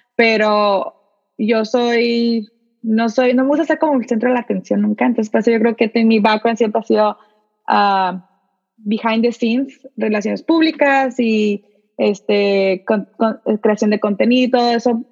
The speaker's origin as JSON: {"language": "Spanish", "town": "Tijuana", "region": "Baja California", "country": "Mexico", "moved": "yes", "lives_now": "San Diego, United States", "said": "Yo soy de, originalmente soy de Tijuana, ahorita vivo en San Diego"}